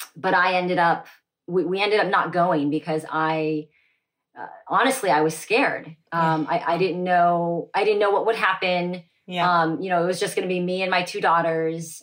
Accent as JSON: {"language": "English", "town": "Dallas", "region": "Texas", "country": "United States", "tie": "born or raised there", "said": "was born and raised in Dallas, Texas"}